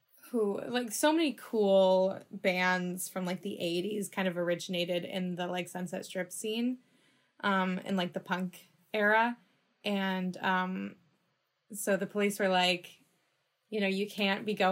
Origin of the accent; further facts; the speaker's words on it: Los Angeles, California, United States; I'm from Los Angeles